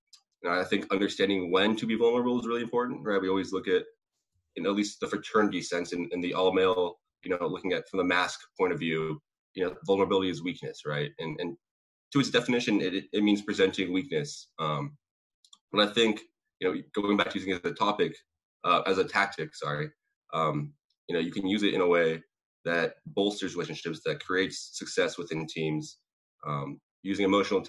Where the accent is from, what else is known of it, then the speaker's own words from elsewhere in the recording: Sacramento, California, United States; I hate Sacramento. Okay, well, I'm from Sacramento too. I hate it there too, right?